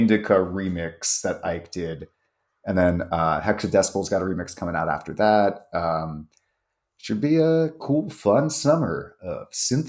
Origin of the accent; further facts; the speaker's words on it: East Coast, United States; I'm from the East Coast, so it's a nice homecoming.